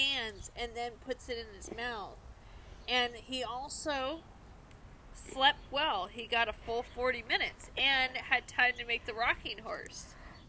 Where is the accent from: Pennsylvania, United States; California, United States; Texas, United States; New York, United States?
California, United States; San Diego; We are born and raised in San Diego.